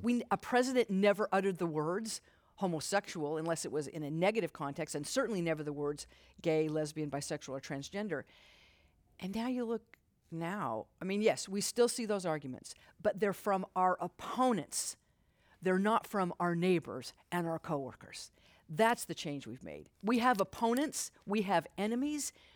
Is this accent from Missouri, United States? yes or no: no; Utah, United States; moved away as an adult; I grew up Mormon in Utah